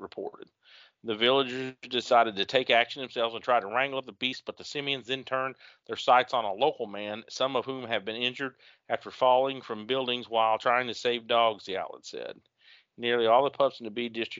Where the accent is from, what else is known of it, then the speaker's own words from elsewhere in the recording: the Ozarks, United States; I'm from the Ozarks